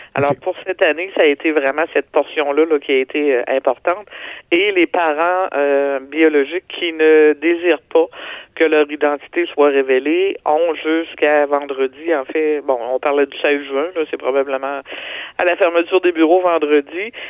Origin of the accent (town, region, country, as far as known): Quebec, Canada